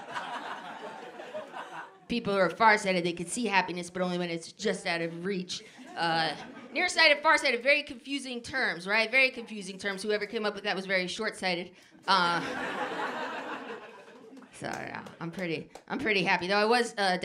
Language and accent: English; New Jersey, United States; I grew up in New Jersey